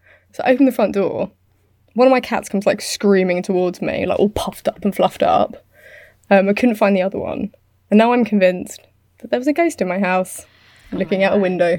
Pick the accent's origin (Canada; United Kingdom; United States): United Kingdom; I'm British.